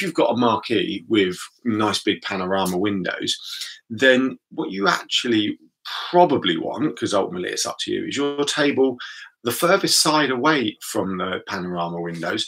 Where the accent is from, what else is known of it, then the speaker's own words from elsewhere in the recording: United Kingdom; built into us as British people